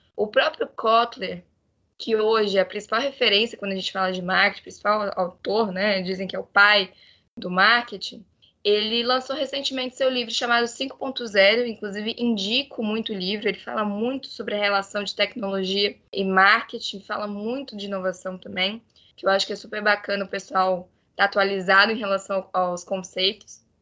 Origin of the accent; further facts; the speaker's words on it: Florianópolis, Santa Catarina, Brazil; eu sou aqui de Floripa